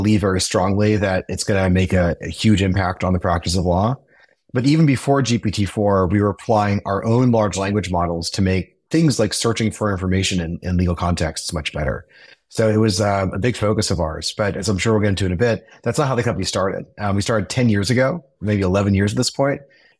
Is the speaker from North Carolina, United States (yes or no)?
no; Silicon Valley, California, United States; I grew up in Silicon Valley